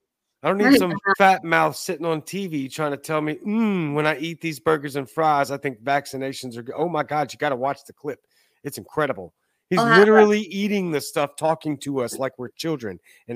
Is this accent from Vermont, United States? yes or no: no; Cajun, Louisiana, United States; I'm Cajun, but I'm not going to eat rats.